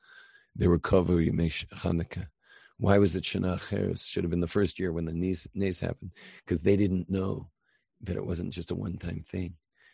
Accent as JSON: {"language": "English", "country": "United States", "said": "I'm an American. You know, I can drive from my house in L.A. 20 hours north and wind up in Canada."}